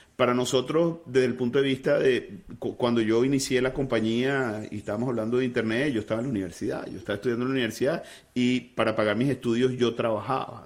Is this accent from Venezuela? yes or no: yes; Venezuela; siendo venezolano y habiendo fundado la empresa en Venezuela